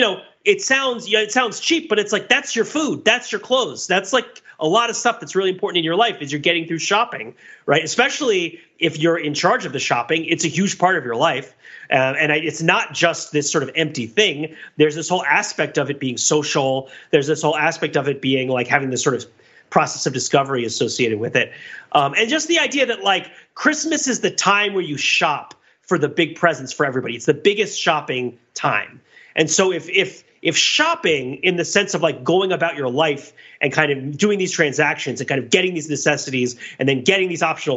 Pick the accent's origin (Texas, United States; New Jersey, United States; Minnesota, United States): New Jersey, United States; now in Massachusetts, United States; I grew up in New Jersey in the 80s